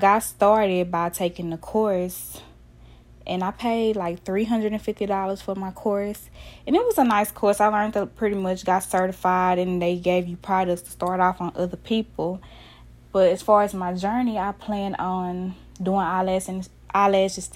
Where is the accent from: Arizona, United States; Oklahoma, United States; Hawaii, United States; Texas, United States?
Texas, United States; Dallas; I'm from Dallas, Texas